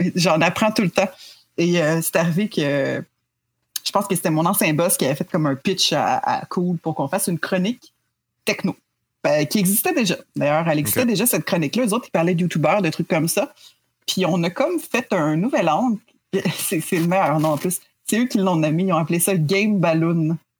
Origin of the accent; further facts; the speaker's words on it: Quebec, Canada; on est québécois